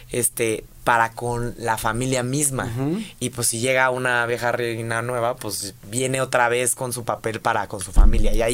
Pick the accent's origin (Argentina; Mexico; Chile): Mexico; somos mexicanos